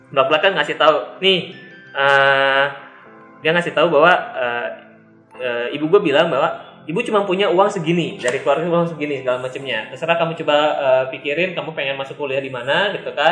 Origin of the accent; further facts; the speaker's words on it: Bogor, West Java, Indonesia; iya gue orang Bogor